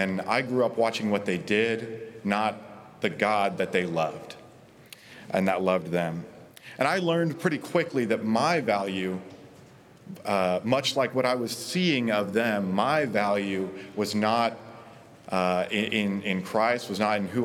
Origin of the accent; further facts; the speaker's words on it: Oklahoma, United States; I was born and raised in Oklahoma, graduated from Oklahoma State just 3 months ago